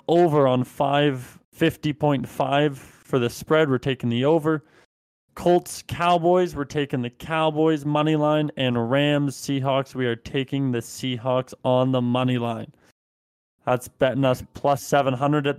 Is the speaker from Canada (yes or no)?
yes; Canada; We're not American. We're Canadian.